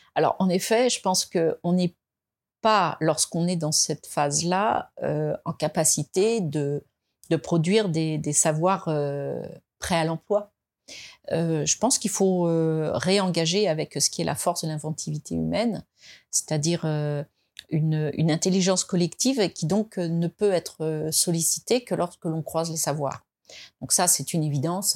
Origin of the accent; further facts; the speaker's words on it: France; on est français, hein, on est français